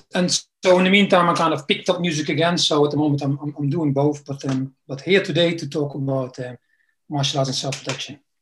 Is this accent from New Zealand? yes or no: no; Netherlands; also born or lived in East London, United Kingdom; now in London, United Kingdom; I'm originally from the Netherlands. Came to the UK um, some time ago